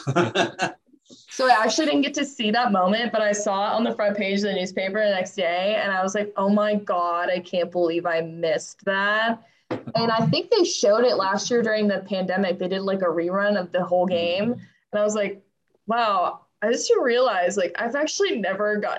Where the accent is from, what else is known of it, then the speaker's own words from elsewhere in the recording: Aledo, Texas, United States; moved away; I'm from the Fort Worth area. So that's North Texas, so west of Dallas. And I went to high school in a town that's a little bit southwest of Fort Worth, and it's called Aledo